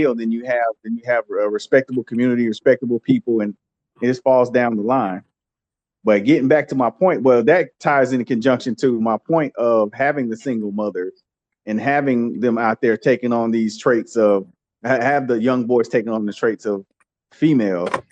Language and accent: English; United States